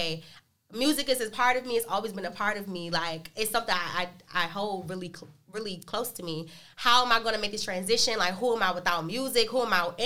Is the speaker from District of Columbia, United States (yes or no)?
yes; Washington, District of Columbia, United States; I'm from Northeast DC, born and raised.